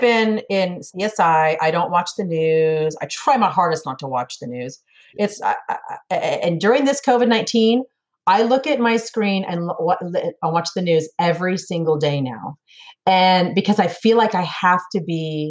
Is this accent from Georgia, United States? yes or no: no; Sacramento, California, United States; moved away as an adult; now in Tennessee, United States; I was born and raised in California, Sacramento, the capital